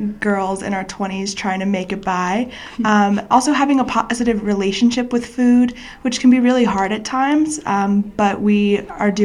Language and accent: English; New York City, New York, United States; moved away; we're both from New York. I'm from Queens. Growing up, my dad was a chef